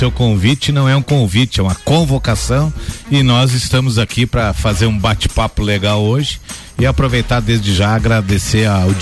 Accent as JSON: {"language": "Portuguese", "country": "Brazil", "tie": "born or raised there", "said": "Então, assim, eu me criei no Morro do Posto, Parque Verde, Guadalupe, que depois trocou de nome, né?"}